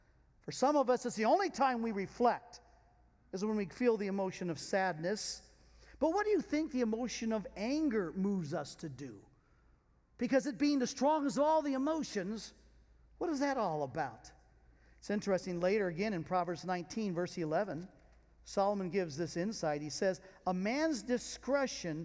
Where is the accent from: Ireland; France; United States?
France; being French